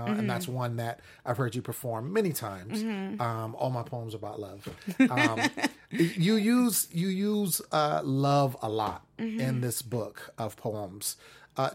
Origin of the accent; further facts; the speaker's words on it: Sacramento, California, United States; I'm from Sacramento.